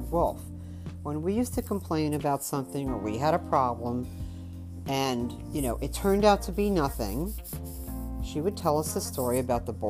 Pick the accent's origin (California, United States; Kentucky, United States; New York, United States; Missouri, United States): New York, United States; growing up in New York